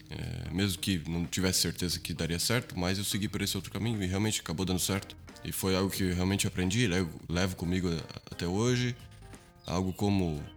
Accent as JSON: {"language": "Portuguese", "country": "Brazil", "tie": "born or raised there", "also_born_or_lived": "Portugal", "said": "Vivemos no Brasil até os dias de hoje. Eu estudo eh, a minha faculdade, é, fiz a minha parte né, do ensino infantil, do ensino fundamental, ensino médio, high school, é, toda no Brasil"}